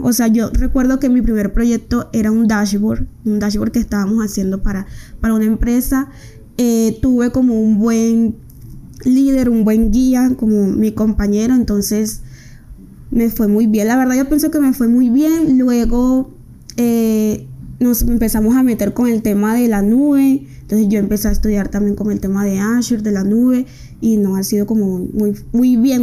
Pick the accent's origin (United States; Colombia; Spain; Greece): Colombia; Riohacha, La Guajira; moved away as an adult; now in Medellín, Colombia; soy una mujer proveniente de La Guajira, de Rihuacha. Eh, vine a estudiar a Medellín